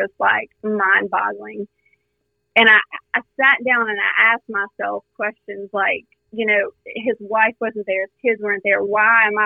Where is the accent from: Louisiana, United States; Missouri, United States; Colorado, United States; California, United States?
Louisiana, United States; South; born and raised in South Louisiana